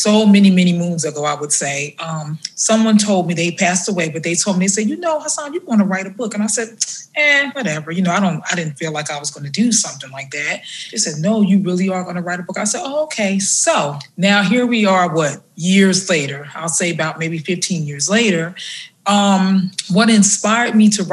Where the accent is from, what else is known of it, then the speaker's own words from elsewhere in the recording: New Jersey, United States; now in South Carolina, United States; I am originally from New Jersey, but I moved here to South Carolina about 21 years